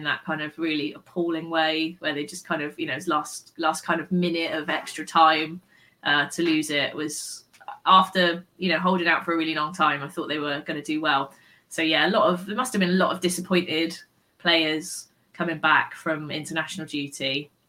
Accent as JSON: {"language": "English", "country": "United Kingdom", "said": "Being like British and a Bristol fan, it doesn't come naturally"}